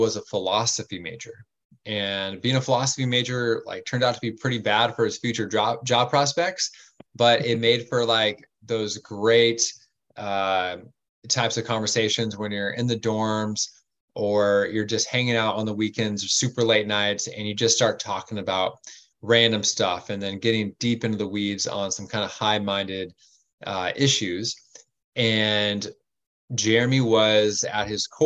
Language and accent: English; La Mesa, California, United States; now in Coronado, United States; I grew up over in East County, San Diego, in the unincorporated part of La Mesa.